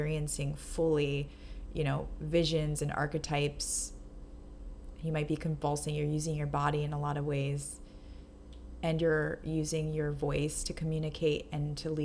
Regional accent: New York, United States; moved away as an adult; now in Los Angeles, United States; the idea that I have of myself as a New Yorker

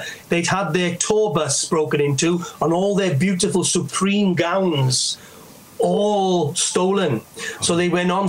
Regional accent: Wales, United Kingdom; Well, I come from Wales. There's no way can I not sing a song for you tonight

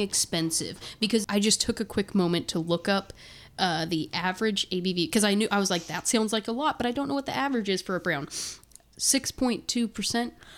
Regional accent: Terre Haute, Indiana, United States; I'm from Terre Haute, Indiana

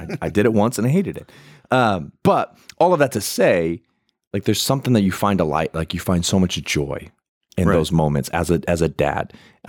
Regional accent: United States; I'm American

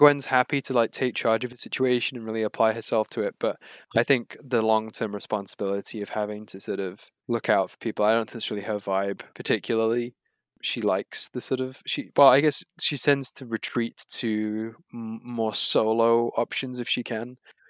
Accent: United Kingdom; as a British person from Britain, I get all of the references they're making

